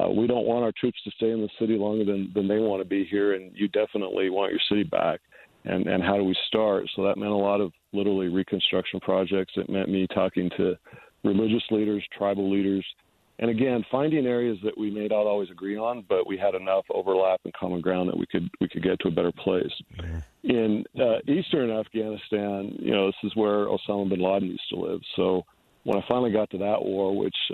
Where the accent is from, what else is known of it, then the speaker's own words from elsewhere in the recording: Utah, United States; home to my home state of Utah